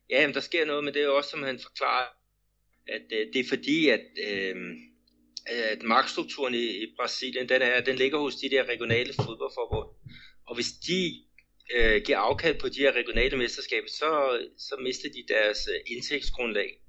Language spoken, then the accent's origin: Danish; Denmark; den struktur, vi har øh, hjemme i Danmark